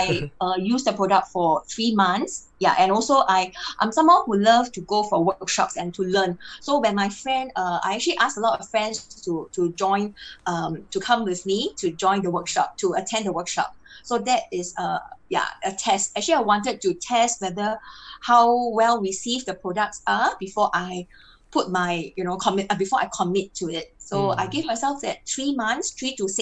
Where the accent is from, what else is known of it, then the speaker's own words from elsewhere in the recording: Singapore; I'm from Singapore.